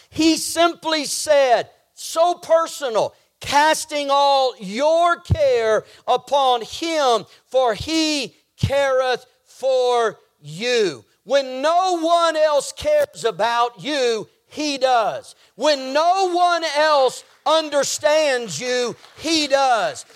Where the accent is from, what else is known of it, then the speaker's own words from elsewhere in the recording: Texas, United States; I grew up living in Texas and driving over to Louisiana often to see family